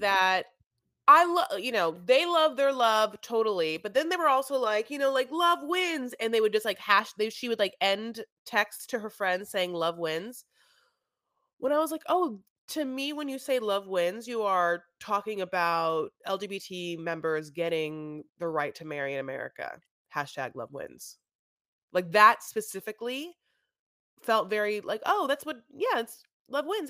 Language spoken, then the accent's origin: English; United States; I'm an American